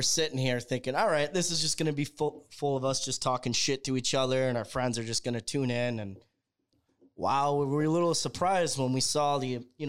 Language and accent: English; Rochester, New York, United States; So the three of us are from Rochester.